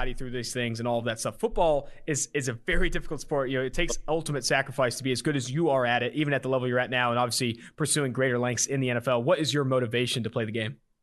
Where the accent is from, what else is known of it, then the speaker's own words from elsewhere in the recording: West Coast, United States; now in Cincinnati, United States; I'm also from the West Coast